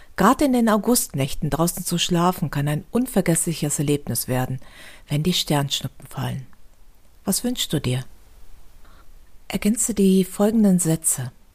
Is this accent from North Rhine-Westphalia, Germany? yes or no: yes; Düsseldorf, North Rhine-Westphalia, Germany; Bei uns in Düsseldorf